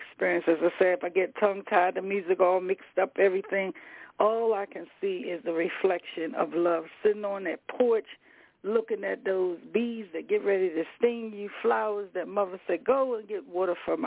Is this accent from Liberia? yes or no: no; Baltimore, Maryland, United States; I'm a street girl. I'm from East Side here in Baltimore